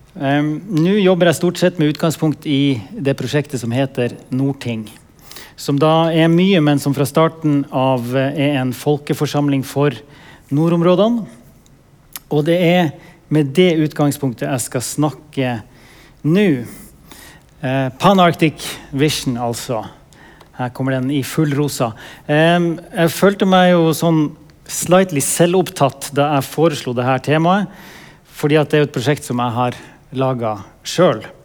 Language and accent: Norwegian; Vadsø, Finnmark, Norway; moved away; also born or lived in Tromsø / Gothenburg; Født og oppvokst i Vadsø. Eh, i Øst-Finnmark